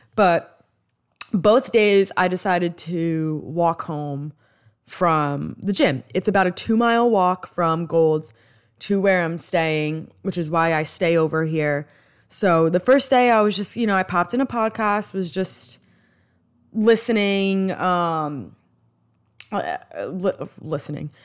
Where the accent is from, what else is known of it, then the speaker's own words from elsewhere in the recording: New York, United States; accent: New York; my New York accent